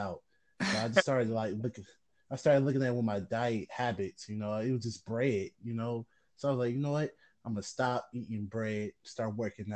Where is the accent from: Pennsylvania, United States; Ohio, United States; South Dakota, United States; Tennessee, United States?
Ohio, United States; Cleveland; I was born and raised in Cleveland